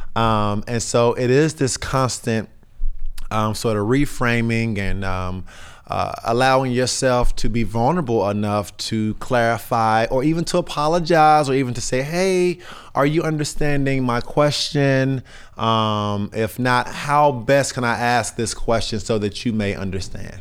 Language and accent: English; North Carolina, United States; I'm from North Carolina, I'm in my mid-thirties, um, I'm a black male